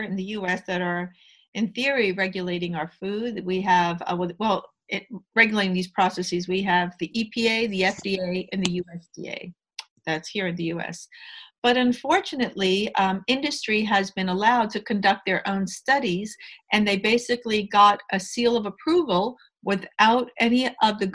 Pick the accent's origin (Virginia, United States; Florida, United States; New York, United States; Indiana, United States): New York, United States; I'm a New Yorker